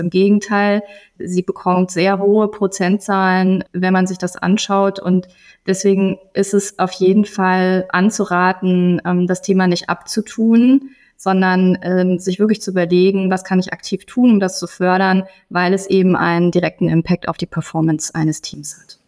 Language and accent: German; Gießen, Hesse, Germany; meiner Heimatstadt Gießen